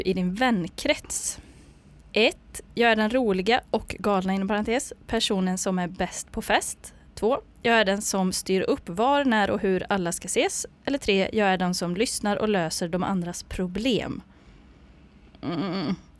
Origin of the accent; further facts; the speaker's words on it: Ulricehamn, Västra Götaland, Sweden; now in Gothenburg, Sweden; jag är från Ulricehamn